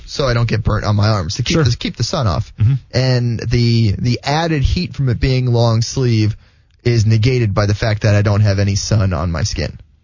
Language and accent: English; South Florida, United States; now in Jacksonville, United States; I grew up in South Florida